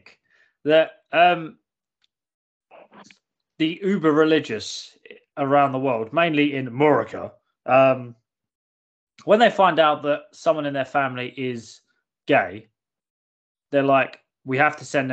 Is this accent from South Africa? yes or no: no; United Kingdom; I am indeed British.